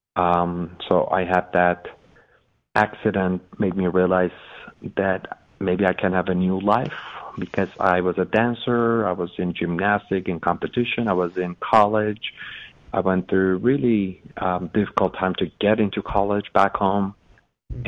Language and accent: English; Iran; English is a second language; moved away as an adult; also born or lived in Los Angeles, United States; now in United States; I was born in Los Angeles. I was 30 days old, moved to Iran with my mother.